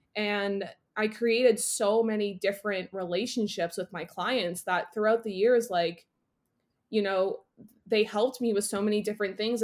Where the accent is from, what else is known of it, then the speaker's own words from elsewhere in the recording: Northeast, United States; now in Boston, United States; I grew up in the Northeast. I am a city girl living in Boston